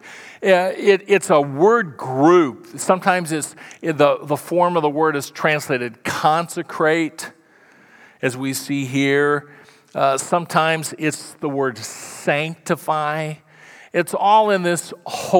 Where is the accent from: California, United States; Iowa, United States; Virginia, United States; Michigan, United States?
Iowa, United States; Council Bluffs; moved away; I grew up in Council Bluffs, Iowa. Not a nice place, but it was home.